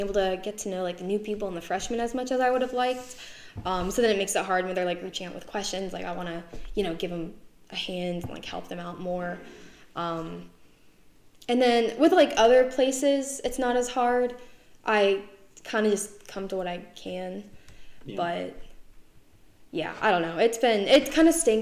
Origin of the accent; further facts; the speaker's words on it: Northern Virginia, United States; I am from Northern Virginia.